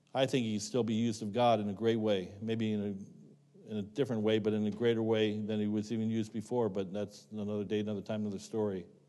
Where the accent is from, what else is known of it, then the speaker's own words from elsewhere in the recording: Rock Creek, Ohio, United States; moved away as an adult; I grew up in Rock Creek, Ohio.